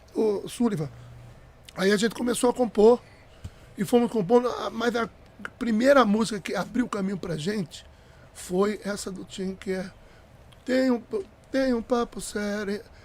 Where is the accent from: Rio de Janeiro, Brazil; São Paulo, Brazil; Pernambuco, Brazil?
Pernambuco, Brazil; moved away; eu cantava frevo em Pernambuco, eu sou pernambucano